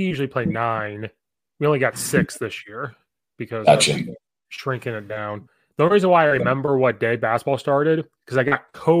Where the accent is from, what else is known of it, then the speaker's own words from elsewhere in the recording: Central Illinois, United States; So I grew up in Central Illinois, which is similar to Indiana.